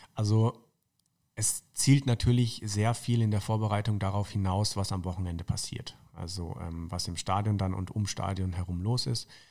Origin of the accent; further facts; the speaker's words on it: Tauberbischofsheim, Baden-Württemberg, Germany; moved away as an adult; also born or lived in Würzburg; now in Munich, Germany; aufgewachsen in Tauberbischofsheim und dann eben in Würzburg studiert